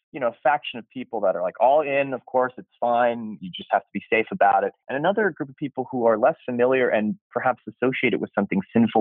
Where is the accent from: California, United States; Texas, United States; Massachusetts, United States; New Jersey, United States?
California, United States; born and raised in California